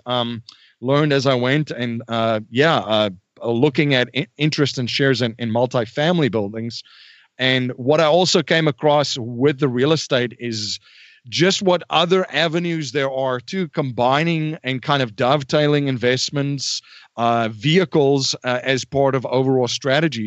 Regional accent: South Africa; moved away as an adult; now in United States; I was born and raised in South Africa.

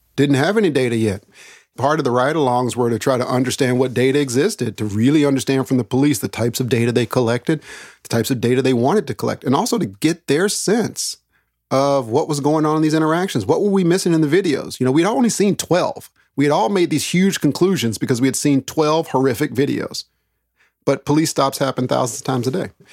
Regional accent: Daytona Beach, Florida, Texas, United States; I was born in Daytona Beach, Florida

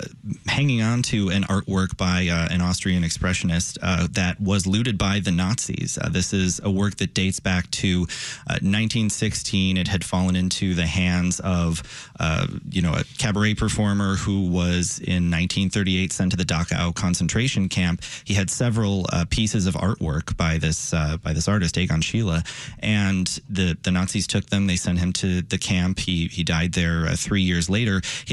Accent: Chicago, Illinois, United States; I grew up here, so I hear the sirens

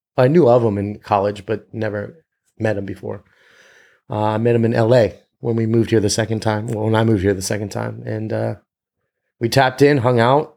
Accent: Northern Virginia, United States; moved away as an adult; now in Los Angeles, United States; I grew up in Northern Virginia

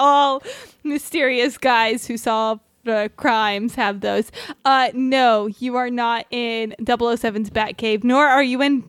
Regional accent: Riverside, California, United States; I've learned a lot about my hometown.

